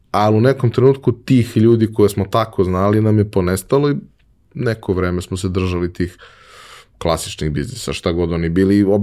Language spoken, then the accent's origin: Croatian; Belgrade, Serbia; odrastao sam u Beogradu